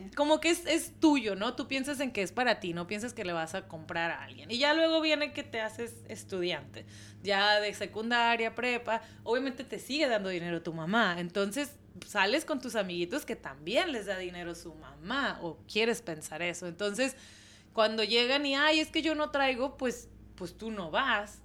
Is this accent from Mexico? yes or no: yes; Mexico; de México